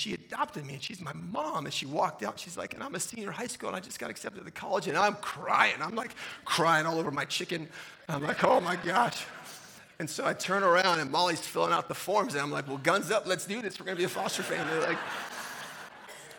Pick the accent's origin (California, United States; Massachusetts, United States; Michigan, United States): California, United States; San Diego; moved away as an adult; also born or lived in Virginia / Little Rock, Arkansas; I was a high school teacher and a wrestling coach in my hometown in San Diego